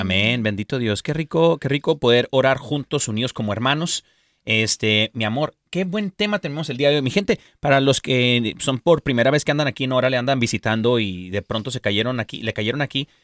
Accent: Mexico; soy mexicano

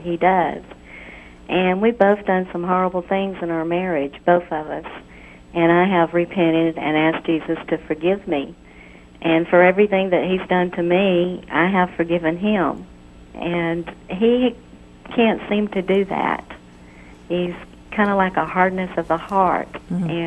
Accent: Birmingham, Alabama, United States; I'm from Birmingham, right here next door

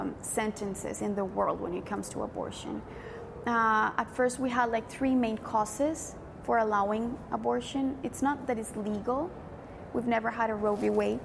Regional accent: Colombia; I went 2 years away to do discernment with the Franciscans in my country. I'm from Colombia.

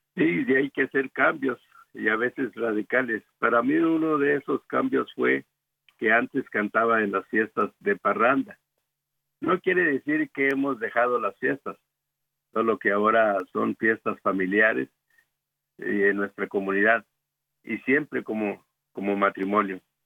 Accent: Guadalupe Victoria, Durango, Mexico; moved away as an adult; also born or lived in El Paso, Texas; now in Dallas, United States; Nosotros somos originarios de Guadalupe Victoria Durango. Allá nos conocimos en un coro

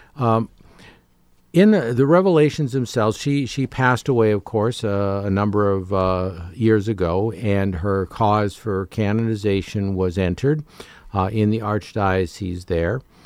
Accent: Canada; moved away; as a Canadian growing up

